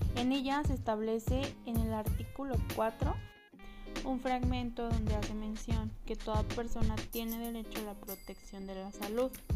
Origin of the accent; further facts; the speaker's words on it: Mexico; como mexicanos